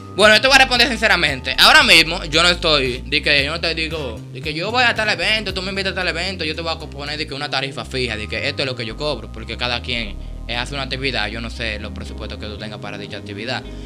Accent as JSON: {"language": "Spanish", "town": "Sabana Perdida", "region": "Distrito Nacional", "country": "Dominican Republic", "said": "soy de Sabana Perdida, sector Sabana Perdida, eh, barrio Villa Germán."}